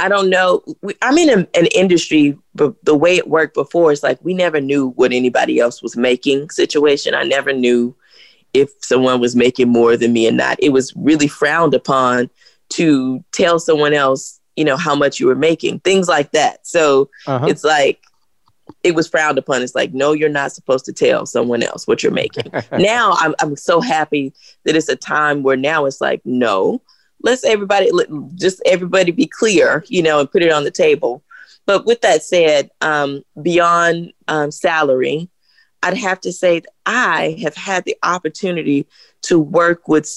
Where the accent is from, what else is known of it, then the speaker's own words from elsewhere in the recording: the South, United States; I grew up in the South